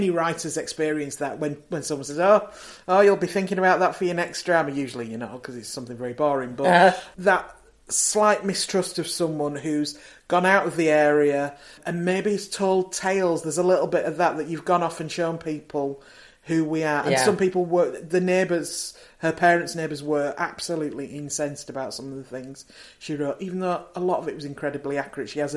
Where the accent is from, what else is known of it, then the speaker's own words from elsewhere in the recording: Leeds, Yorkshire and the Humber, United Kingdom; where I grew up in Leeds is not that far away from Buttershaw